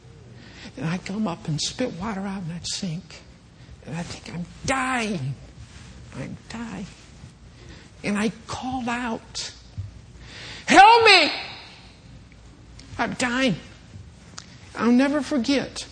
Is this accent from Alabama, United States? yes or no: no; Michigan, United States; I was a kid growing up in Michigan